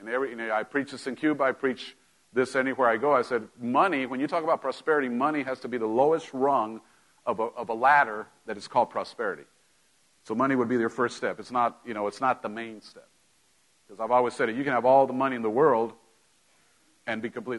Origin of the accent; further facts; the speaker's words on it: Mexico; moved away; growing up in Mexico, we, you know, my parents weren't broke, but we didn't have, you know, you didn't just go buy stuff like up here